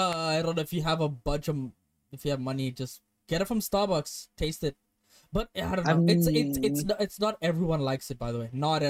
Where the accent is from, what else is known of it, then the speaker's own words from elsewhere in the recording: India; I said, I'm Indian.